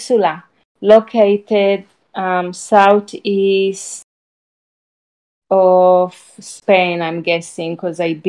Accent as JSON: {"language": "English", "country": "Israel", "tie": "born or raised there", "moved": "yes", "lives_now": "United States", "said": "my experience growing up in Israel"}